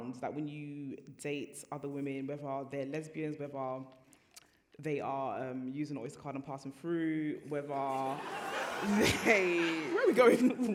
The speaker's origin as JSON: {"language": "English", "country": "Nigeria", "said": "I'm Nigerian"}